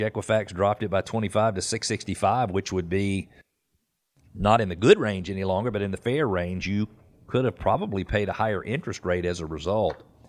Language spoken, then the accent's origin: English; Peachtree Corners, Georgia, United States; I grew up in Peachtree Corner, Corners